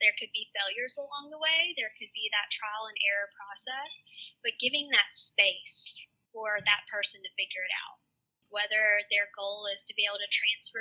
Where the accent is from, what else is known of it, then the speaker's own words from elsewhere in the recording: the South, United States; I'm from the South.